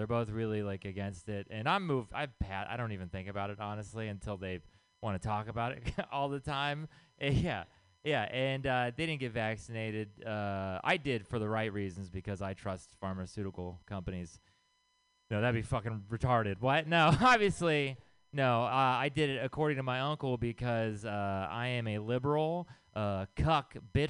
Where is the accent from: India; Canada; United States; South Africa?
United States; the South; I'm from the South